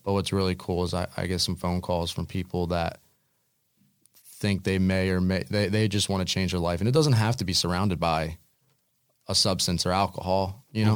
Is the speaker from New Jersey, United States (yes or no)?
yes; New Jersey, United States; I grew up in the Pine Barrens